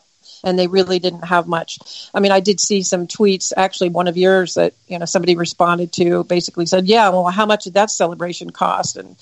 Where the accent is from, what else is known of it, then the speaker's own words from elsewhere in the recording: Virginia, United States; also born or lived in Lancaster, Pennsylvania; I hail from Virginia.